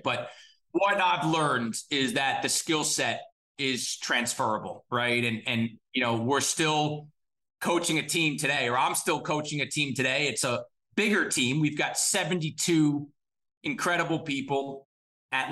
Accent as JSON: {"language": "English", "town": "Scarsdale", "region": "New York", "country": "United States", "tie": "born or raised there", "said": "Grew up in Scarsdale, New York, in Westchester County"}